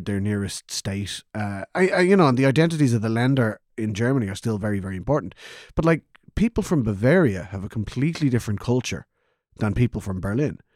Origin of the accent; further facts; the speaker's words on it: Kildare, Leinster, Ireland; I'm not from Dublin, I'm from Selborge